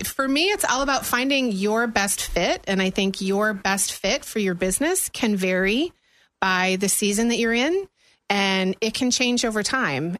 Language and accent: English; Buffalo, New York, United States; moved away as an adult; also born or lived in Tennessee / Germany; now in Florida, United States; Born and raised in Buffalo area